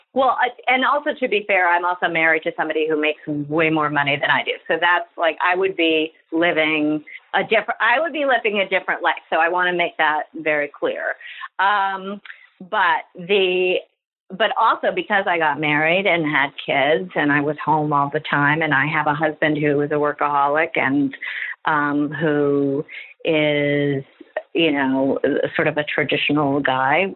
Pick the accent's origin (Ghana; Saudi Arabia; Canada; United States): United States; New York City, New York; I've never not lived here